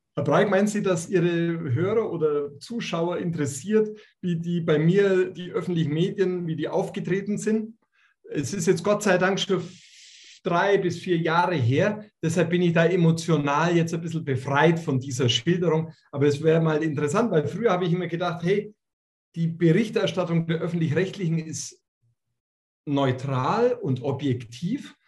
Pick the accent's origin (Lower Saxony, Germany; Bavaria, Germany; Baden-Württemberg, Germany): Bavaria, Germany; bei uns in Bayern